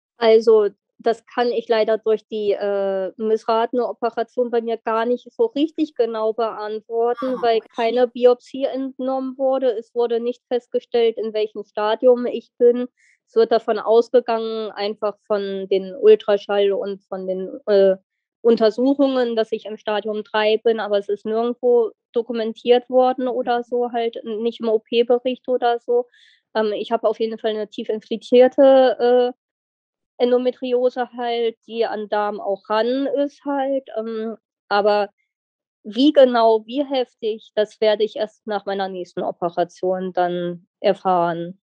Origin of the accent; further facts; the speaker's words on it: near Wolfsburg, Lower Saxony, Germany; Ich komme aus der Nähe von Wolfsburg